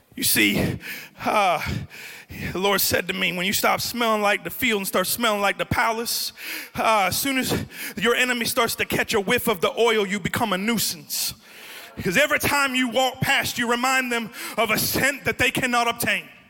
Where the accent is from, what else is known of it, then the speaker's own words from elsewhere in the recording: Florida, United States; accent: New Jersey; also born or lived in New Jersey; I grew up in Florida near the beach.